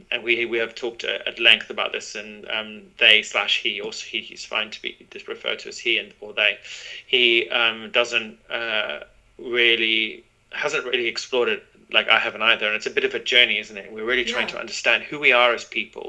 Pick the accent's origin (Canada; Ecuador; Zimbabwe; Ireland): Zimbabwe; moved away; also born or lived in London, United Kingdom; growing up in Zimbabwe, which was a British colony